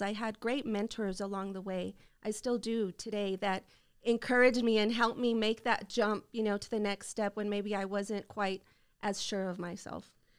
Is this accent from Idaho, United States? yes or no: no; El Paso, Texas, United States; Well, I grew up in El Paso. You know, I'm kinda homegrown